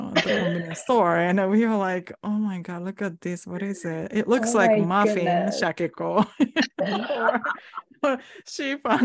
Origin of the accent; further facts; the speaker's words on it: Kyoto, Japan; English is a second language; now in United States; I was actually born in Kyoto too